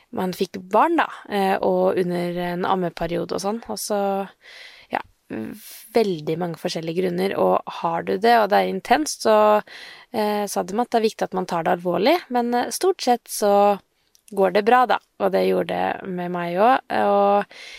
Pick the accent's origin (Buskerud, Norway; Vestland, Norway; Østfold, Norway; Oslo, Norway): Østfold, Norway; Sarpsborg; jeg er fra Sarpsborg